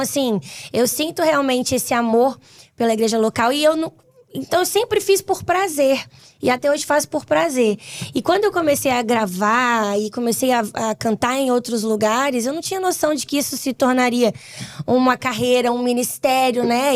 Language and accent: Portuguese; Vitória, Espírito Santo, Brazil; lá no Espírito Santo, onde eu moro, sou capixaba